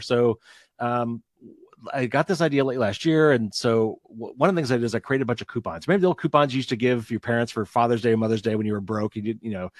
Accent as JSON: {"language": "English", "region": "Indiana", "country": "United States", "accent": "Midwestern", "said": "It is Midwestern. I'm from Indiana."}